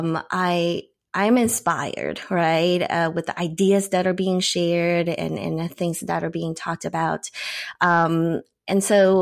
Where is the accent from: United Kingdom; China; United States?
China; I grew up in China